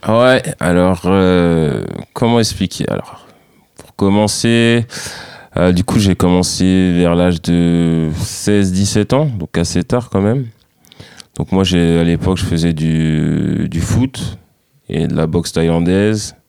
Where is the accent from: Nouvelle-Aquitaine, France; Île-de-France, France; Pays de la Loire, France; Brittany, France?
Île-de-France, France; Saint-Denis; moved away as an adult; now in Boulogne, France; je suis originaire de Saint-Denis, dans le 93